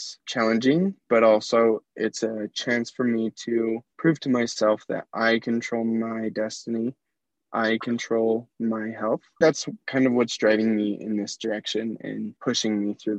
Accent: Hinsdale, United States; moved away as an adult; now in Tucson, United States; I grew up in Hinsdale, the tiniest little town.

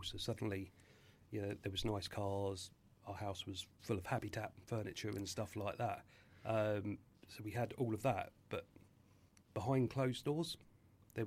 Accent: Tunbridge Wells, South East England, United Kingdom; born or raised there; also born or lived in Catford, London

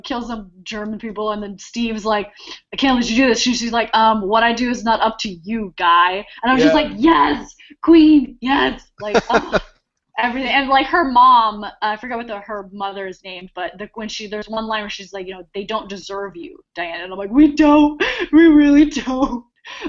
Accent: Ireland; I'm Irish, I'm an overly emotional person, first of all.

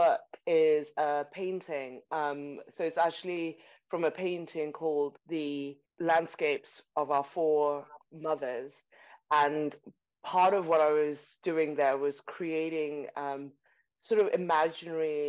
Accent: Zimbabwe; also born or lived in Buckinghamshire, United Kingdom; now in United Kingdom; I'm from Zimbabwe

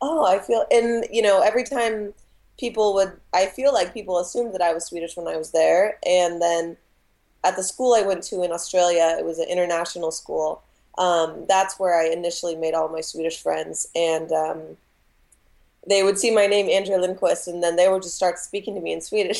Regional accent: Spokane, Washington, United States; moved away as an adult; now in Seattle, United States; I grew up in Spokane, Washington, which is 4 hours east of Seattle

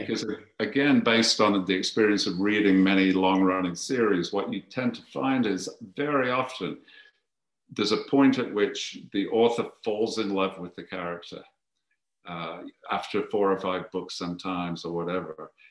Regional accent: Birmingham, West Midlands, United Kingdom; moved away as an adult; also born or lived in Coventry; now in United States; I'm from Birmingham and you grow up with with uh, an appreciation for precision metalworking.

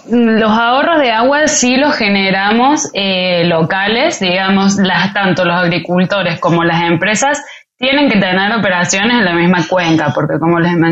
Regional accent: Mexico City, Mexico; Em, DF, históricamente, desde que soy chica, Ciudad de México tiene problemas con agua

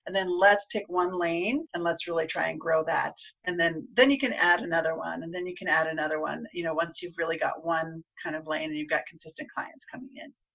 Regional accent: Garden City, Kansas, United States; now in Colorado, United States; I grew up in the southwest corner of, of Kansas in a town called Garden City

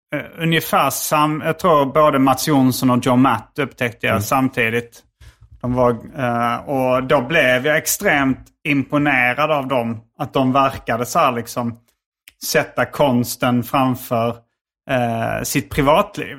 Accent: Sweden; jag var från Sverige

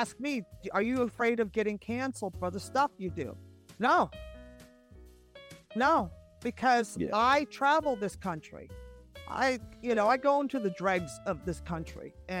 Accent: San Francisco, California, United States; also born or lived in Los Angeles; I grew up in San Francisco.

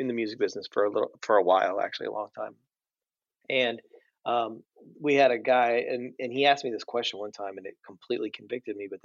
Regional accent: Nashville, Tennessee, United States; I grew up in Nashville

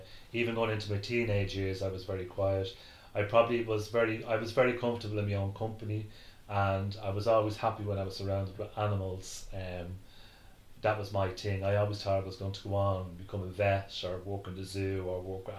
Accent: Dublin, Leinster, Ireland; We moved back to where my mother lived in East Wall

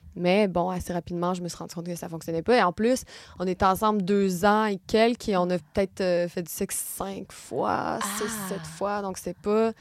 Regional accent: Gatineau, Quebec, Canada; moved away as an adult; also born or lived in San Francisco; now in Paris, France; Je suis née à Gatineau, c'est une petite ville à deux heures de Montréal

